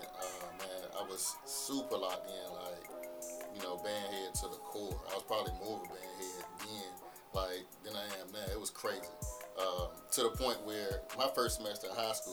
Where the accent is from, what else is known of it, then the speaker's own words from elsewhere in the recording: Portsmouth, Virginia, United States; moved away; I'm originally from Portsmouth, Virginia.